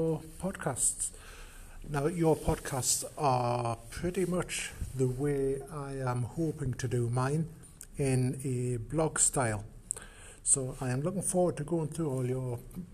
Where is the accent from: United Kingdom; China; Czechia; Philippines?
United Kingdom; Newcastle upon Tyne, North East England; accent: Geordie; I'm actually from Newcastle upon Tyne in the UK. So the accent you're hearing is Geordie